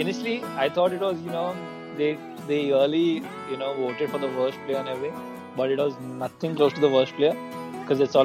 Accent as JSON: {"language": "English", "town": "Mumbai", "region": "Maharashtra", "country": "India", "tie": "born or raised there", "also_born_or_lived": "Colaba, Mumbai", "said": "I grew up in Borivali"}